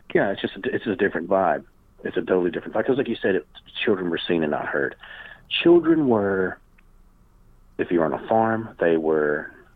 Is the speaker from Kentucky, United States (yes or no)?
yes; Kentucky, United States; born or raised there